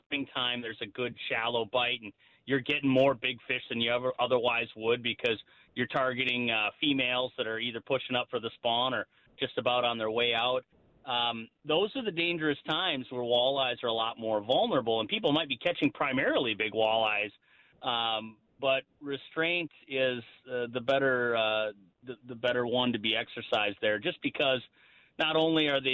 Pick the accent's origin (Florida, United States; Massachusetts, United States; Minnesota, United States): Minnesota, United States; Lake of the Woods in my home state